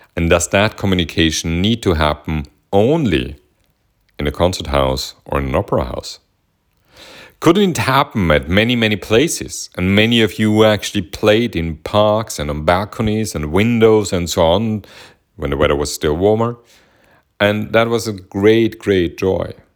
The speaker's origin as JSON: {"language": "English", "region": "Vienna", "country": "Austria", "tie": "born or raised there", "said": "growing up in Vienna"}